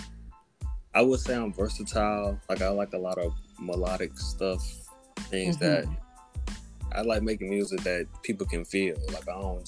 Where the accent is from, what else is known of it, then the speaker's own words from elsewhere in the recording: Alabama, United States; I'm from Alabama.